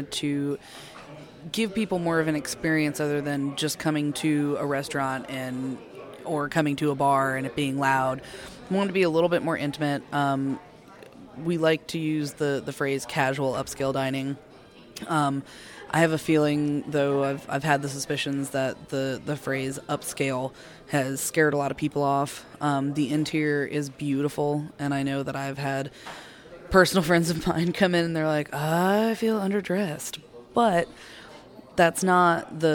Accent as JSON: {"language": "English", "town": "Sandy Springs", "region": "Georgia", "country": "United States", "tie": "born or raised there"}